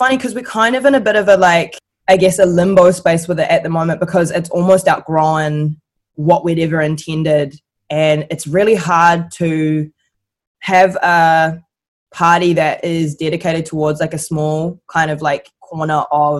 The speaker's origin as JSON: {"language": "English", "country": "New Zealand", "tie": "born or raised there", "said": "growing up in New Zealand where I felt very black a lot of the time."}